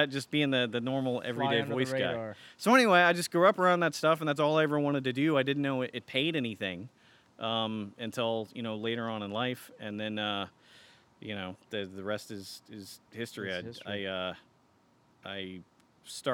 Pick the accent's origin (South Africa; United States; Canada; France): United States; Garland, Texas; I grew up around here. I grew up in Garland